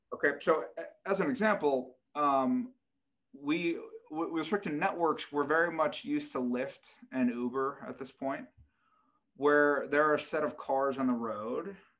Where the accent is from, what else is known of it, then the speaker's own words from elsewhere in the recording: United States; being an American